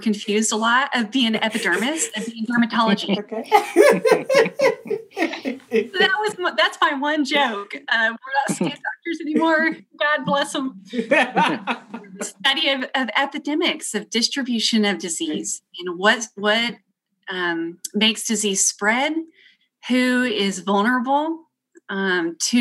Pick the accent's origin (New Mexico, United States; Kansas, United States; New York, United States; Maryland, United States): New Mexico, United States; Southeast; also born or lived in the Carolinas; now in Texas, United States; I'm from Southeast New Mexico and went to school kind of all over Texas.